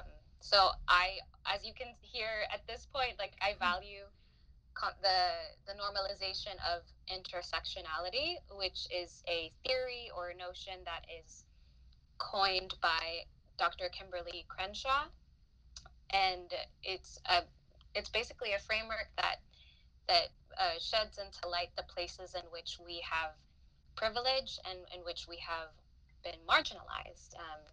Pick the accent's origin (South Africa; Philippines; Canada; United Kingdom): Philippines; now in United States; I am a first generation Filipina. And when I say first generation, I mean like I was born and raised in the Philippines. And I am also a migrant or a non-US citizen.